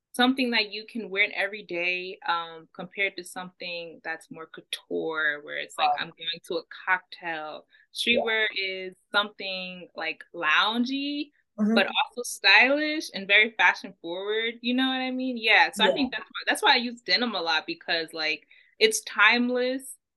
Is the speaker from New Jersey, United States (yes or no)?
yes; New Jersey, United States; I grew up in Jersey. Like, oh. But I live really North Jersey.